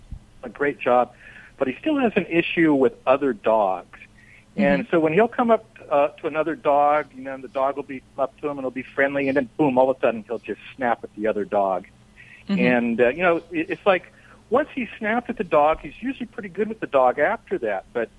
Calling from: Costa Mesa, California, United States; Costa Mesa, California.

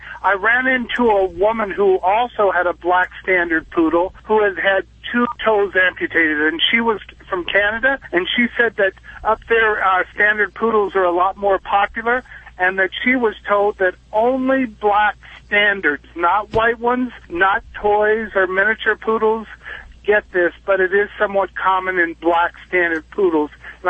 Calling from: Nevada, United States; I'm in Nevada. I'm a driver also, and I'm out in the desert

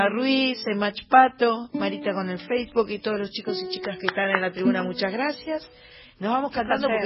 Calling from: Quilmes, Buenos Aires Province, Argentina; Buenas noches, soy … de Quilmes y maravillada con el programa.

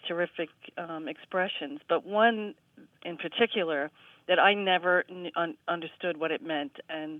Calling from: Spring Valley, New York, United States; I am calling from Spring Valley, New York.

